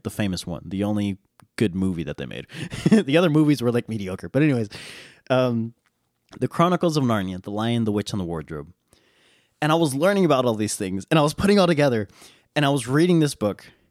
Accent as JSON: {"language": "English", "country": "United States", "said": "I'm an American"}